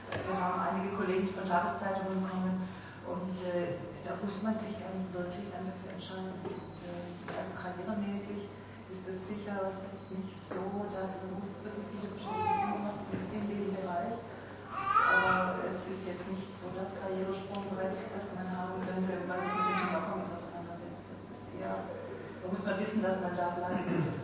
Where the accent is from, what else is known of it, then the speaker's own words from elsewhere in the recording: Stuttgart, Baden-Württemberg, Germany; now in Berlin, Germany; ich bin hier gebürtig aus Stuttgart und lebe jetzt seit zweieinhalb Jahren in Berlin und ich habe meine Arbeit nach wie vor in Stuttgart